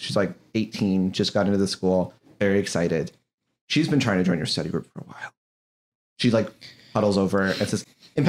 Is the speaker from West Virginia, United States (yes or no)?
no; Irvine, California, United States; No. I'm from Irving, California.